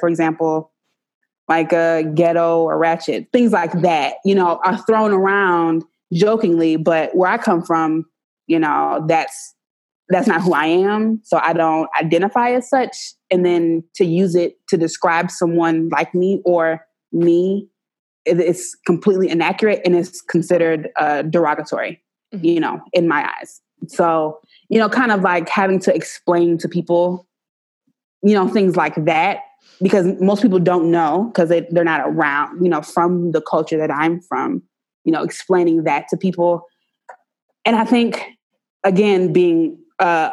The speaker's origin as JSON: {"language": "English", "town": "Savannah", "region": "Georgia", "country": "United States", "tie": "born or raised there", "also_born_or_lived": "Montgomery, Alabama", "moved": "as an adult", "said": "I grew up in the rural South. So I grew up in Savannah, and then I went to school in Montgomery, Alabama."}